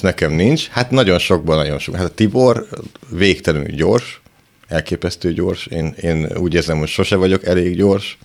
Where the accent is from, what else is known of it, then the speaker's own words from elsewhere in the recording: Szentes, Csongrád-Csanád, Hungary; moved away; ahonnan én jövök, szentesről, a szánkózás abból áll, hogy ráülsz a szánkon, és apukát húz, mert sík az egész